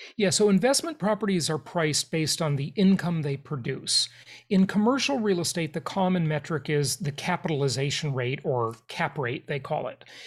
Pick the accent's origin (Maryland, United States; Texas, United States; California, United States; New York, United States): California, United States; Los Angeles; also born or lived in Europe; I grew up in Los Angeles, California